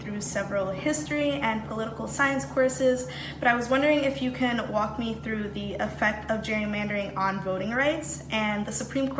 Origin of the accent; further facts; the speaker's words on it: Long Island, New York, United States; moved away as an adult; now in Boston, United States; I'm from Long Island, New York.